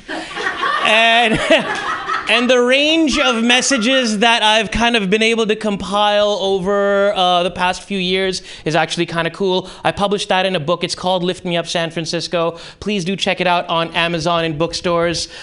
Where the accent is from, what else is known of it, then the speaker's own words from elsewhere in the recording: Karachi, Sindh, Pakistan; moved away; in Karachi, high school